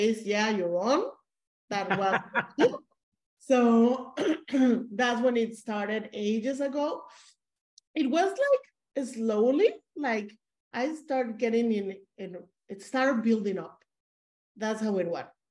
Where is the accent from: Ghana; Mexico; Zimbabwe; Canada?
Mexico; I'm supposed to be a Mexican